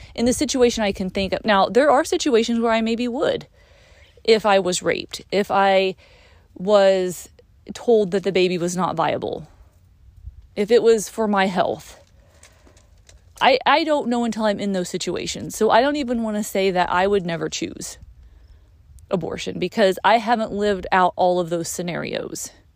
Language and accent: English; United States